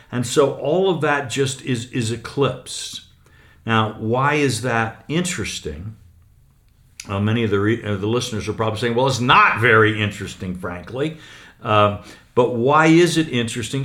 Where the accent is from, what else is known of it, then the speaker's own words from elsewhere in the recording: United States; an American newspaper columnist